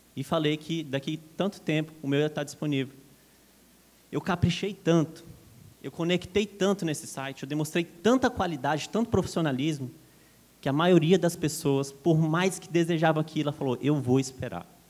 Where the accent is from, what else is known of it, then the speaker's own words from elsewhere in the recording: Brasília, Federal District, Brazil; now in São Paulo, Brazil; sou natural de Brasília, moro em São Paulo